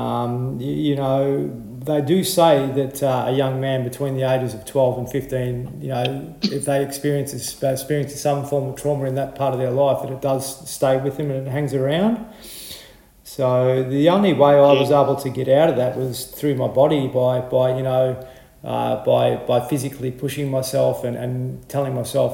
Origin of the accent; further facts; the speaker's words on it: Horsham, Victoria, Australia; I grew up in Horsham